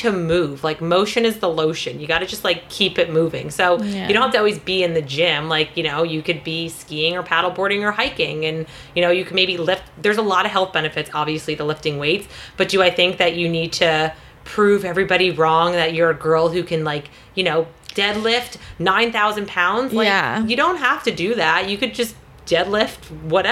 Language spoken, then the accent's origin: English; New Jersey, United States; I'm from New Jersey, so I'm from, like, the mecca of meatheads